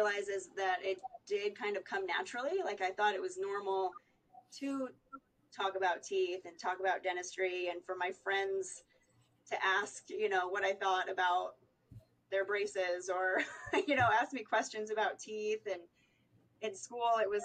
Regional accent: Elkhart, Indiana, United States; also born or lived in San Francisco Bay Area, California; growing up in the Midwest

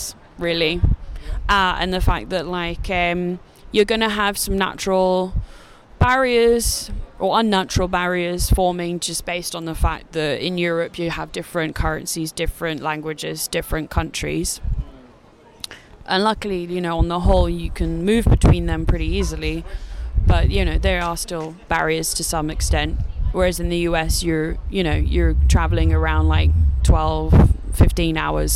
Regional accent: United Kingdom; A lot of our bands in the UK

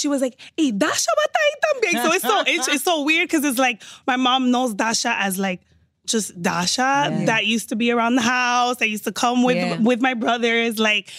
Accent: Miami, Florida, United States; accent: too New York; moved away as an adult; also born or lived in Washington Heights, New York; now in Los Angeles, United States; I was born in New York in the Heights. Parents, lo do Dominicano, but raised in Miami.

